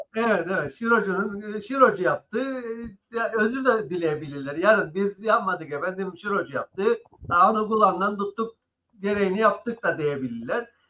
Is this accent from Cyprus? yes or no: yes; Cyprus; biz de Kıbrıslılar olarak